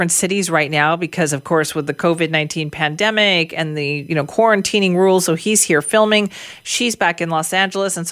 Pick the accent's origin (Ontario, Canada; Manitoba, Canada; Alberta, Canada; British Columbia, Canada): British Columbia, Canada; Vancouver; I was a kid growing up in Metro Vancouver